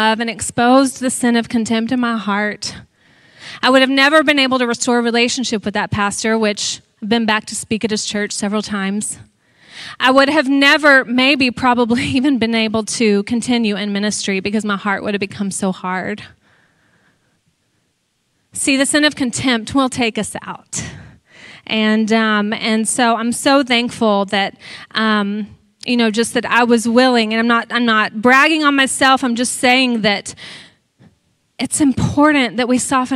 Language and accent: English; Texas, United States; I'm from Texas.